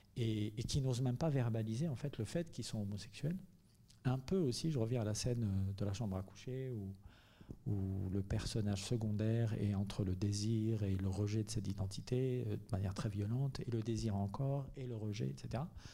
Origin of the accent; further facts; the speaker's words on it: Algeria; moved away as an adult; now in Marseille, France; je suis venu à Marseille il y a vingt-cinq ans, donc j'étais en Algérie, j'ai grandi en Algérie, j'y suis né en grande partie, euh, j'y ai grandi